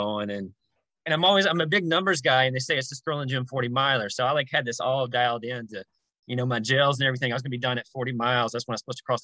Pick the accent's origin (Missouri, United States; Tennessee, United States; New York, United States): Tennessee, United States; Jackson; moved away as an adult; now in Los Angeles, United States; I was living in Jackson, Tennessee, which is my hometown. I've lived there for 30 years of my life, currently in Los Angeles